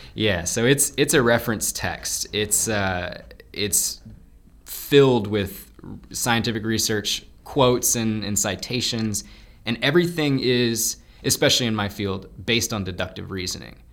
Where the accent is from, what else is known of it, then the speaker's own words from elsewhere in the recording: Lafayette, United States; I am setting up shop in Lafayette, my hometown